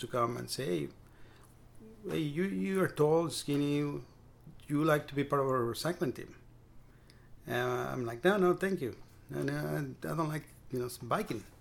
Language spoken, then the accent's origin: English; Mexico City, Mexico; moved away as an adult; also born or lived in Maryland / Key Biscayne, Florida; now in Brownsville, United States; I was uh, born and raised in Mexico City, and we never owned a car.